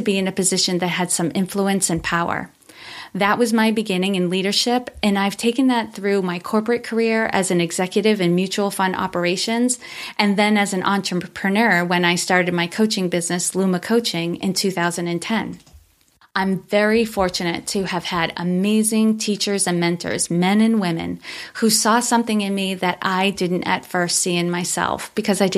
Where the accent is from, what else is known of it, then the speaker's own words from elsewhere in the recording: Worcester, Massachusetts, United States; I grew up in Worcester, Massachusetts